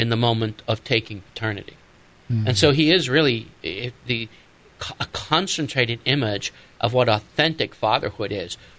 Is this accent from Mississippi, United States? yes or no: no; Massachusetts, United States; I'm from Massachusetts